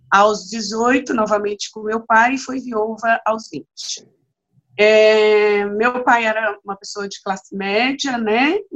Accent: Vitória da Conquista, Bahia, Brazil; eu nasci em Vitória da Conquista, então, filha do, de um paulista com uma baiana

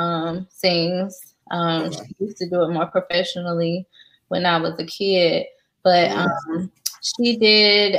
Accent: Wilson, North Carolina, United States; also born or lived in Fayetteville, North Carolina; we moved to Wilson, North Carolina when I was 8 years old. Wilson is Eastern North Carolina. So we moved there for my mom's job in like 98, 99 or something like that. And that's where I finished high school. That's where I grew up

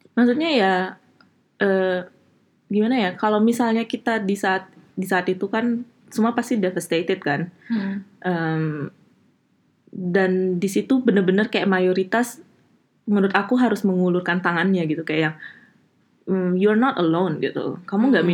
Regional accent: Bali, Indonesia; moved away as an adult; now in Aachen, Germany; aku asli dari Bali agamaku masih agama Hindu

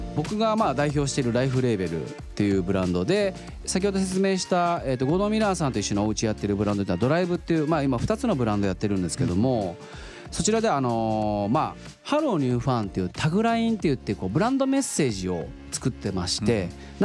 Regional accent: Oita, Japan; 僕あの、出身が大分なんですよ

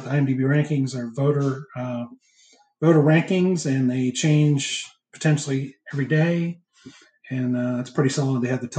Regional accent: the North, United States; I grew up in the North where TBS wasn't necessarily an automatic thing

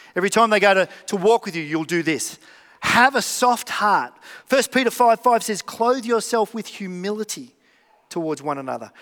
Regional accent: Melbourne, Victoria, Australia; I'm from Melbourne.

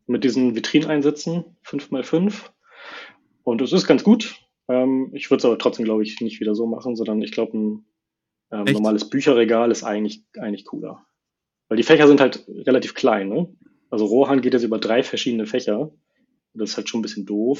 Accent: Hamburg area, Germany; also born or lived in Norderstedt; ich wohne zwischen in Norderstedt, sonst eigentlich immer so im Bereich Hamburg, ist direkt daneben

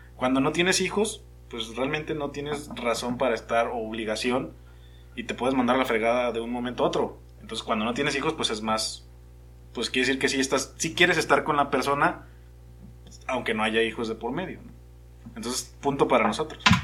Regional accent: Mexico; yo soy como el mexicano promedio

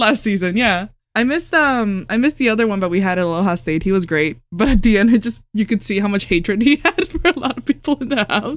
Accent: Puerto Rico; also born or lived in Japan; now in Austin, United States; I'm originally from Puerto Rico

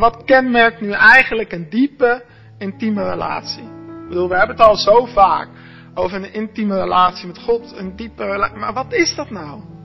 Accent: Arnhem, Gelderland, Netherlands; also born or lived in Gouda; now in Zwijndrecht, Netherlands; Ik ben geboren in Gouda, opgegroeid in Arnhem.

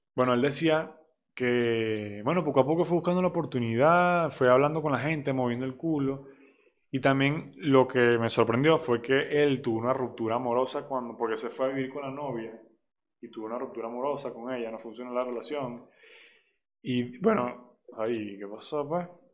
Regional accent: Barquisimeto, Lara, Venezuela; now in Mexico; Yo nací en Barquisimeto, Venezuela. Actualmente vivo en México y tengo 19 años.

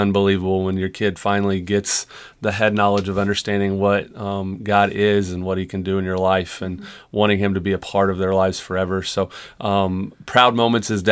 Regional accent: Marshfield, Missouri, United States; grew up in Marshfield. We graduated together in 2002

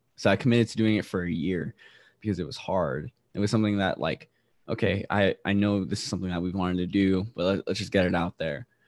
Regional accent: Guam; also born or lived in Roxas City, Philippines; now in South Carolina, United States; So I was raised in Guam, but I was born in Rojas City, Philippines.

